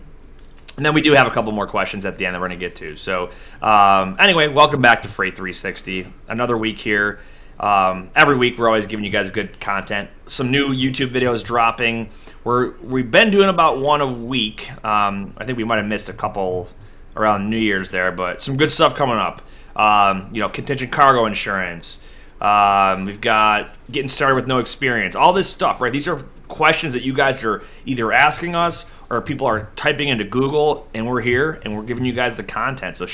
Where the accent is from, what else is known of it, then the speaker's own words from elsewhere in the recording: Buffalo, New York, United States; my hometown Buffalo